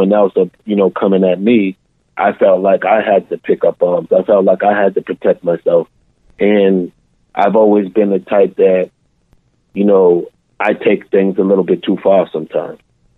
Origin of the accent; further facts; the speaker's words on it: Boston, Massachusetts, United States; I was born and raised in Boston, Mass. So the majority of my stories take place in Boston. And I grew up in the Dorchester section probably for my first 12 years. And then I moved to the Mattapan section.